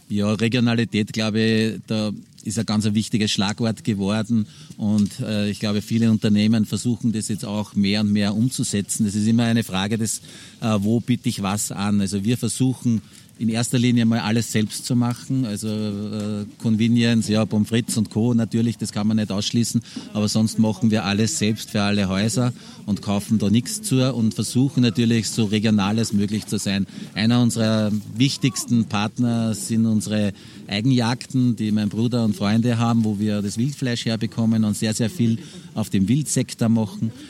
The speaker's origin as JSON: {"language": "German", "area": "Hochkar", "region": "Lower Austria", "country": "Austria", "tie": "born or raised there", "said": "sind wir da aufgewachsen"}